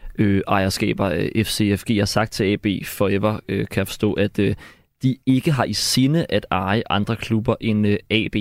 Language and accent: Danish; Gladsaxe, Capital Region of Denmark, Denmark; Som en, der selv er født og opvokset i Gladsaxe